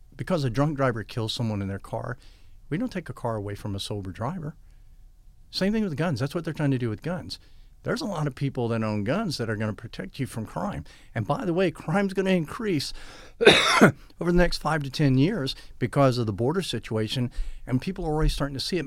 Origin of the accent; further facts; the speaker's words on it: United States; I'm an American